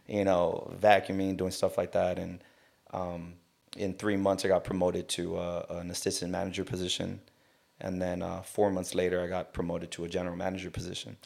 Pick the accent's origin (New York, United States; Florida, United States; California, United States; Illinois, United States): California, United States; South Gate; now in Long Beach, United States; I grew up in, uh, Southgate